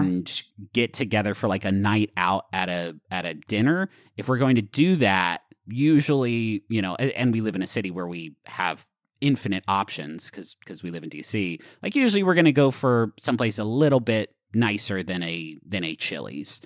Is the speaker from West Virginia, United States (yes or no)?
yes; Huntington, West Virginia, United States; moved away; also born or lived in Austin / Washington, D.C.; growing up in Huntington